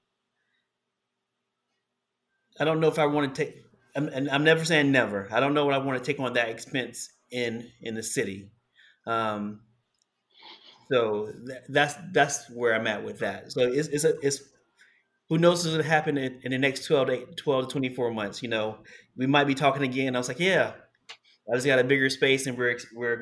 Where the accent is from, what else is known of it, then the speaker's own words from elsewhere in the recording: Columbia, South Carolina, United States; now in New York City, United States; It's a small subdivision I grew up in Columbia, South Carolina